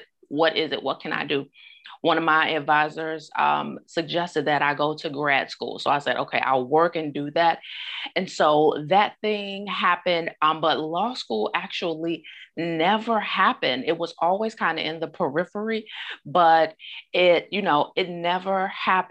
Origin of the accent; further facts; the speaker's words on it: Augusta, Georgia, United States; back in my hometown, Augusta, Georgia